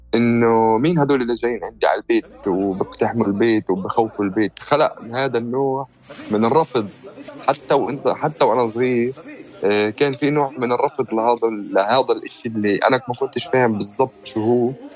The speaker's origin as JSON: {"language": "Arabic", "town": "Jerusalem", "country": "Palestine", "tie": "born or raised there", "said": "أنا مواليد القدس وعشت طول حياتي في القدس"}